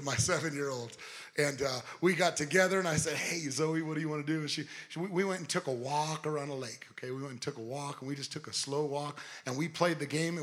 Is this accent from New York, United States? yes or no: no; Southern California, United States; I'm from Southern California. I'm not from the South